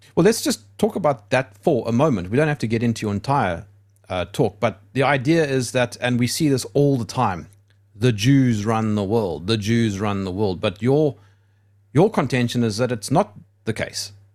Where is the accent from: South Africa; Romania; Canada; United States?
South Africa; I'm from South Africa.